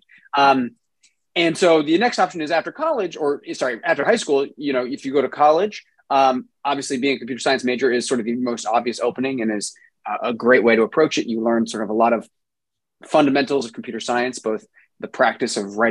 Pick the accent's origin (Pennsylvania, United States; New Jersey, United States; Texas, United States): New Jersey, United States; South Orange; moved away as an adult; also born or lived in Brooklyn, New York / Rhode Island; now in California, United States; I grew up in New Jersey in a town called South Orange